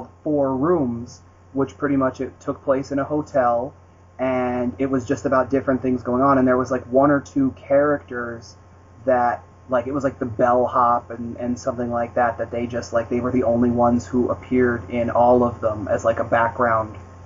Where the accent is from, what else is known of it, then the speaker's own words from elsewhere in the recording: United States; I grew up in the States, but I did not grow up going to parties